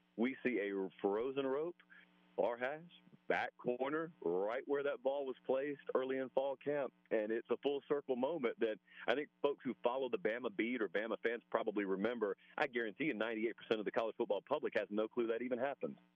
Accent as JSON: {"language": "English", "town": "Columbus", "region": "Georgia", "country": "United States", "tie": "born or raised there", "moved": "yes", "said": "I grew up in Columbus, Georgia, so I'm right on the border."}